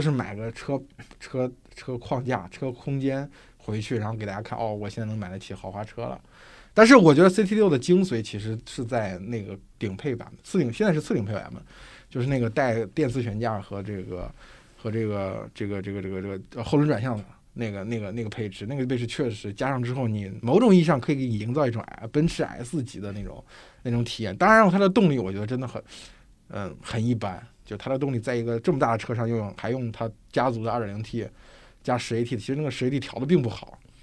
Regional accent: China; 我们中国人

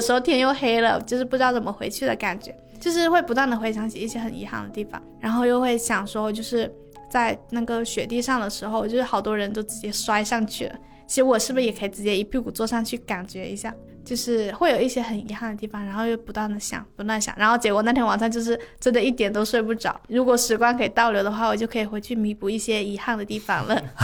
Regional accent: Guangdong, China; 我很少在一个陌生的城市里面很想念自己的家乡

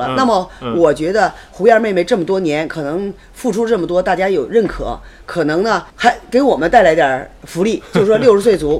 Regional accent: China; 但是呢，我们中国人的认知他就这样。

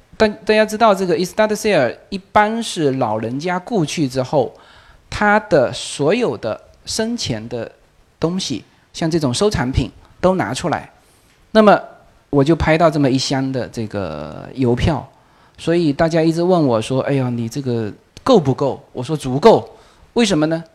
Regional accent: Fuzhou, Fujian, China; accent: Fuzhou Mandarin; moved away as an adult; also born or lived in Xiamen, China; now in Los Angeles, United States; 我的福州普通话是有问题的

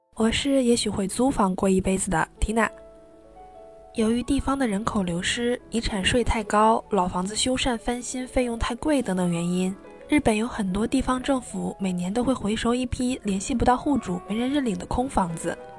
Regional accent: Northeast China, China; moved away; 主要是我来自东北

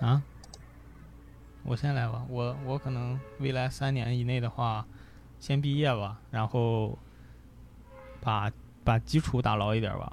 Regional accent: Gaomi, Shandong, China; 潍坊， 潍坊高米

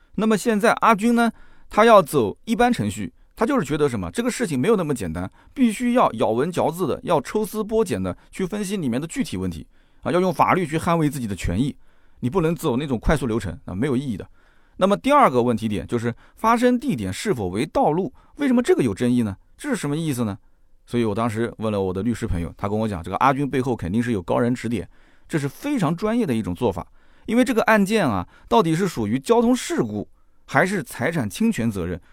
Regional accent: Jiangsu, China; 在我们江苏这边呢

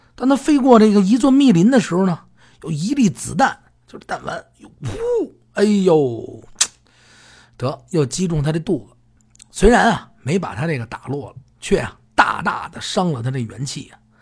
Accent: Beijing, China; 南城是我的故乡，生我养我、长我的地方。这个南城呢，呃，从小等那儿长大

